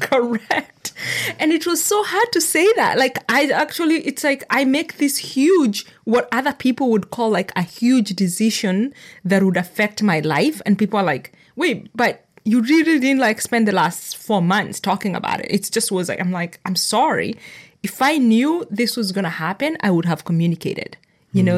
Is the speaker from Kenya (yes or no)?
yes; Kenya; moved away; also born or lived in United States / Nakuru, Kenya; I grew up in Kenya, so that was my culture, and then I moved to America